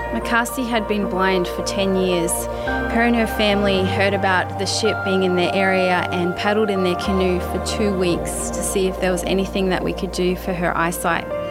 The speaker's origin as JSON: {"language": "English", "country": "Papua New Guinea", "said": "I come from Papua New Guinea. I love my country"}